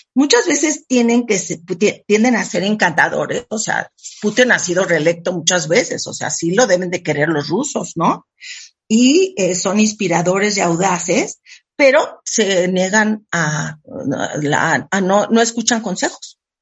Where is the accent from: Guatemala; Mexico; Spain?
Mexico; Yo soy súper mexicana